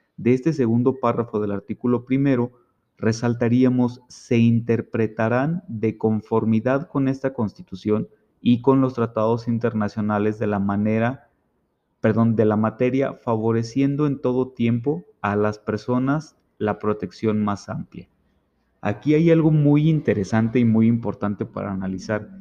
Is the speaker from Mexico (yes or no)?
yes; Mexico; como mexicanos